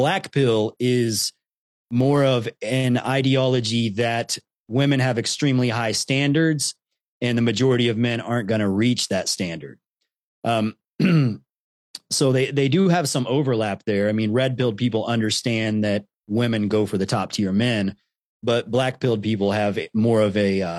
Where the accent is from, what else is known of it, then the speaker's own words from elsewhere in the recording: Columbus, Ohio, United States; growing up in Columbus, Ohio, it's a very mixed city. I grew up with a lot of friends, you know, of all different cultures and ethnicities.